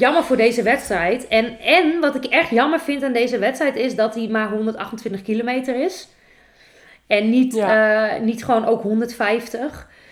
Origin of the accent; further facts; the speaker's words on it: Netherlands; wij als Nederlanders